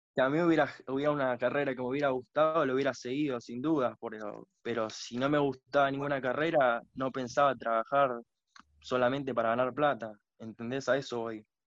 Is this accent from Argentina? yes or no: yes; Tortuguitas, Buenos Aires Province, Argentina; Yo soy de Buenos Aires. De Buenos Aires.